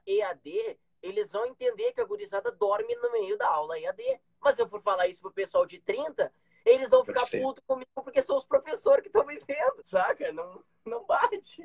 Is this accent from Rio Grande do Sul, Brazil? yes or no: yes; Gaúcho, Rio Grande do Sul, Brazil